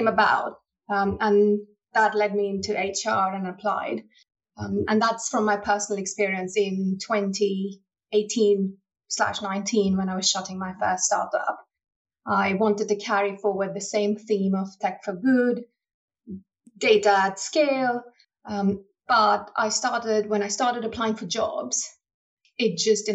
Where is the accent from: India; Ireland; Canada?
India; moved away as an adult; now in United Kingdom; I was born and raised in India and I'm a first generation immigrant to the UK.